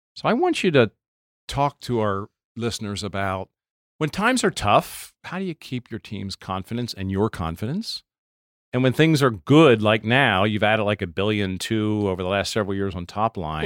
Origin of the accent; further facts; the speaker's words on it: Lancaster, Pennsylvania, United States; I grew up in Lancaster